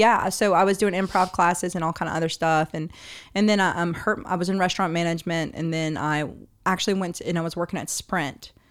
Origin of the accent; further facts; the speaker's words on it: New Orleans, Louisiana, United States; I was born and raised in the area.